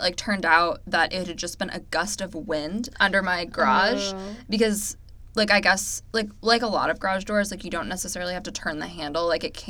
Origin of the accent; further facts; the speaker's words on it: California, United States; Like, I'm at least from California.